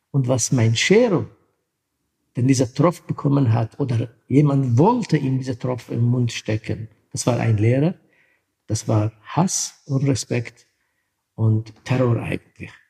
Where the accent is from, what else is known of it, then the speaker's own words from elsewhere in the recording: Syria; moved away; es ist von meiner Kindheit als Kurde, wo ich ähm, in Syrien Kurdistan geboren bin. Meine Mutter kommt aus türkischen Teil Kurdistans, Vater aus syrischen Teil.